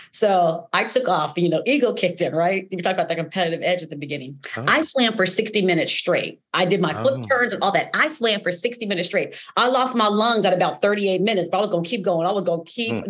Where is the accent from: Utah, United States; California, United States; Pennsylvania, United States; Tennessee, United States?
California, United States; Los Angeles; born or raised there